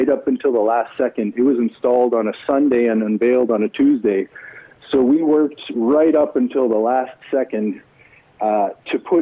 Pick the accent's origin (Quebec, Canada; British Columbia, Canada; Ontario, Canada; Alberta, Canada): Alberta, Canada; Edmonton; I'm a hometown boy. I was born in Edmonton. I grew up here. I remain here for my career